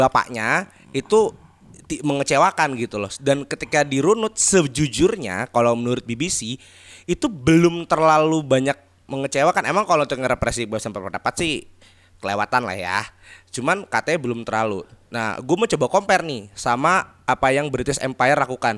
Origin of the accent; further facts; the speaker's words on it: Special Region of Yogyakarta, Indonesia; kita kan juga orang Jogja